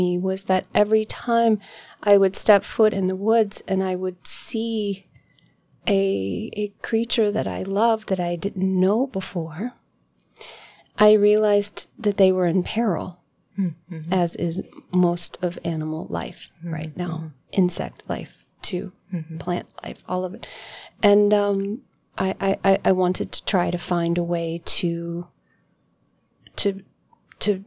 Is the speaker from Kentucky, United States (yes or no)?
yes; Kentucky, United States; moved away as an adult; now in Asheville, United States; I grew up in Kentucky